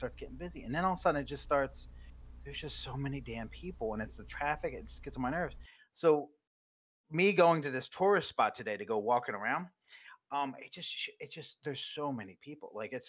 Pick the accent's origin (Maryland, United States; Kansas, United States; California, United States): Maryland, United States; now in Myrtle Beach, United States; growing up in Maryland